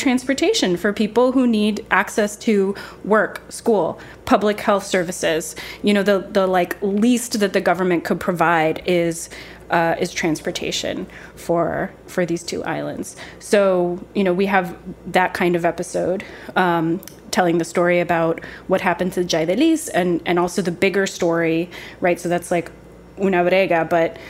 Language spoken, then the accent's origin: English; New York, United States; I was born in New York, and my mom is from Ciales, from Puerto Rico